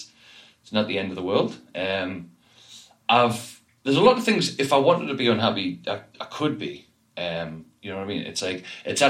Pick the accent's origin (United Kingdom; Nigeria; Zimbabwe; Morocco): United Kingdom; the North East, North East England; I was from the Northeast